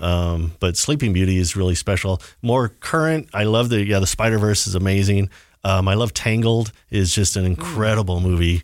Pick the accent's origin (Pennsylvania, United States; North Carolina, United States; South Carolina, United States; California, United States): California, United States; Southern; growing up in Southern California in the, you know, in the seventies and early eighties